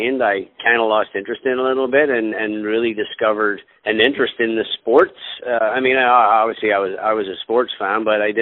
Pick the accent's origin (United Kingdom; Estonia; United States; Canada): United Kingdom; Belfast, Northern Ireland; moved away; I was born in Belfast, Northern Ireland